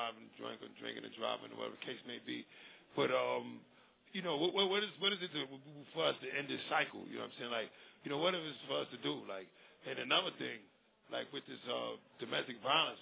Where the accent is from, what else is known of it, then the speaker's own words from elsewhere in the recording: New York City, New York, United States; I'm from Brooklyn